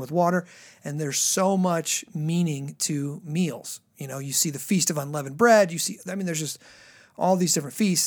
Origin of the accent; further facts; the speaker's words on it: the South, United States; I come from the South, you know, so it's like all homestyle cooking and stuff.